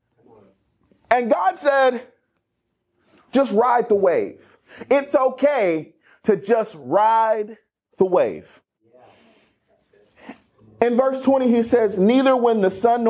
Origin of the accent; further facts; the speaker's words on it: Cleveland, Ohio, United States; also born or lived in Akron, Ohio; I'm from Northeast Ohio and originally born and raised in Akron, actually Cleveland, Ohio.